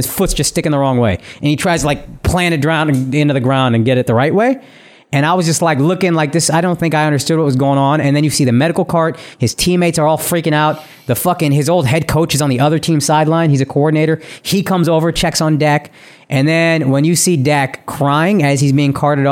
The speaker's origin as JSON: {"language": "English", "town": "Dallas", "region": "Texas", "country": "United States", "tie": "born or raised there", "moved": "yes", "lives_now": "New York, United States", "said": "I'm born and raised in Dallas"}